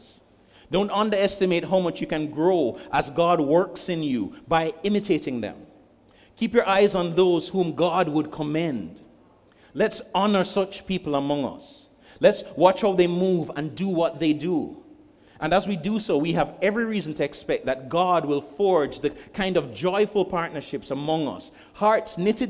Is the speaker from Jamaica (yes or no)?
yes; Jamaica; I'm speaking as a Jamaican